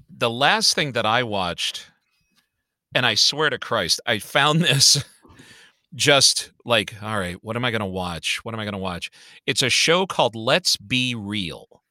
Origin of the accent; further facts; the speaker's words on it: Chicago, Illinois, United States; I grew up on the Southside of Chicago